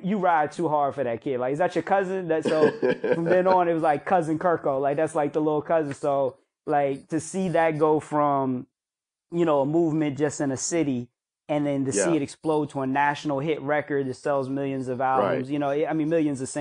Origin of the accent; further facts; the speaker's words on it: Northern Virginia, United States; moved away as an adult; now in Atlanta, United States; I grew up in Northern Virginia